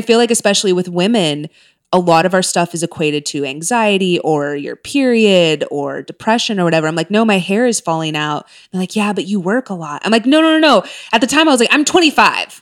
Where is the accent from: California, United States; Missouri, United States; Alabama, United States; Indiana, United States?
California, United States; Orange County; moved away; also born or lived in Texas / Castle Rock, Colorado; growing up in Orange County